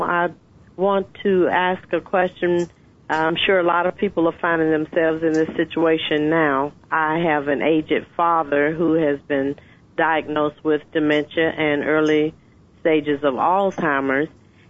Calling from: Atlanta, Georgia, United States; I'm telephoning from Atlanta.

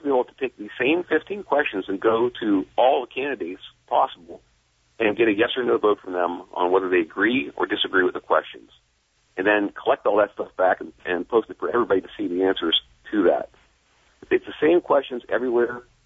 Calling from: Philadelphia, Pennsylvania, United States; calling from Philadelphia, Pennsylvania area

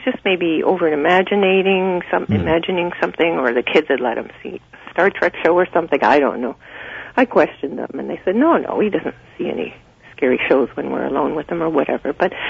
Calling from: Creemore, Ontario, Canada; The Creemore area.

